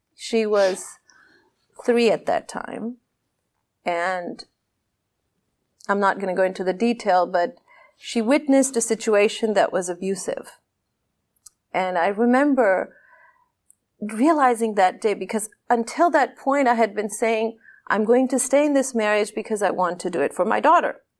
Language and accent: English; Pakistan; I am this Pakistani woman